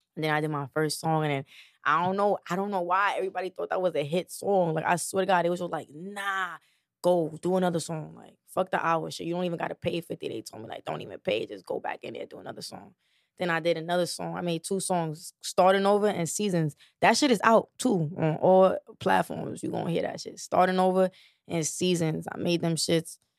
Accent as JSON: {"language": "English", "town": "New York City", "region": "New York", "country": "United States", "said": "I'm from the Bronx"}